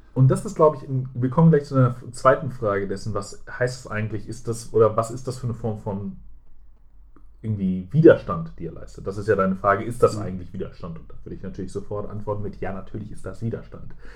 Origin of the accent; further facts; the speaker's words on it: Germany; privilegiert als Deutscher, der äh, Englisch kann.